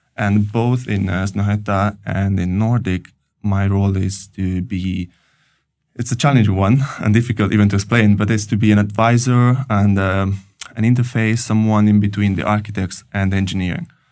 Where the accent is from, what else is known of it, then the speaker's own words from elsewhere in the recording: Italy; moved away as an adult; also born or lived in Paris, France; now in Oslo, Norway; I'm coming from Italy and I studied engineering in Italy